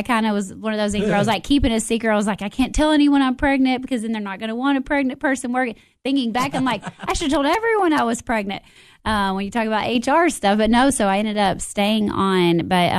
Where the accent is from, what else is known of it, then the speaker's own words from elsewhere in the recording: Monterey, Tennessee, United States; also born or lived in Nashville; So I was born and raised in Monterey. Went all through school. Graduated from Monterey High School.